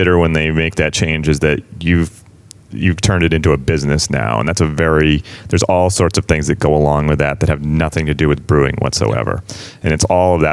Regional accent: West Newbury, Massachusetts, United States; also born or lived in Amesbury; I grew up in West Newbury originally, so I'm pretty Pentucket. Local.

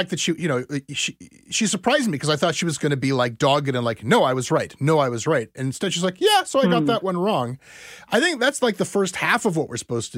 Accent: Ontario, Canada; we Anglos in Ontario

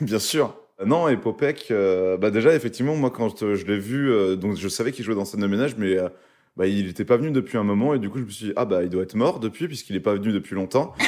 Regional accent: Val-de-Marne, Île-de-France, France; Créteil, déjà, qui est une ville de 94, donc là où j'ai grandi, qui est pas loin de chez moi où j'ai vécu.

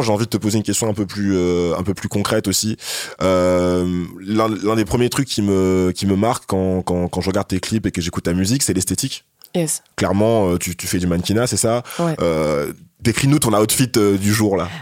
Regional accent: France; c'est qu'on a grandi en France

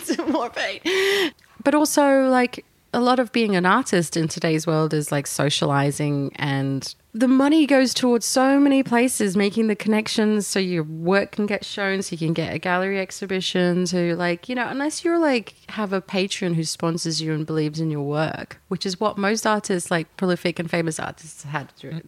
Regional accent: Yorkshire and the Humber, United Kingdom; now in Apollo Bay, Australia; Growing up in Yorkshire

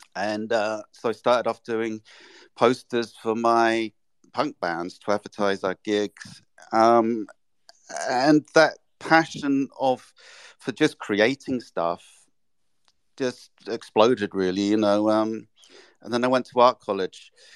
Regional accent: England, United Kingdom; moved away as an adult; also born or lived in London / Japan; now in New York, United States; I'm English

